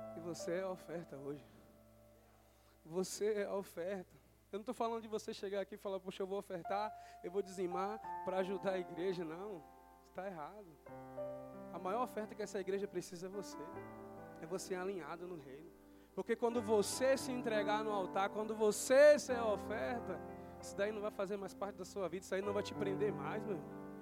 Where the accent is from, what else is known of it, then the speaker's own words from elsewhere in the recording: Bahia, Brazil; now in Jandira, Brazil; eu moro na Bahia